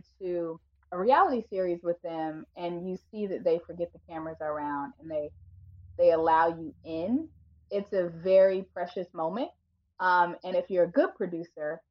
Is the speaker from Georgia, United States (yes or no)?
yes; Atlanta, Georgia, United States; moved away; I am originally from Atlanta, Georgia